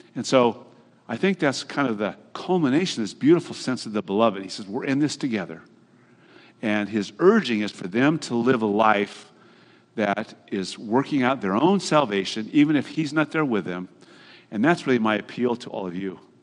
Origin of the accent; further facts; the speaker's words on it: Hayward, California, United States; My generation at Hayward High School, when I grew up right here in the Bay Area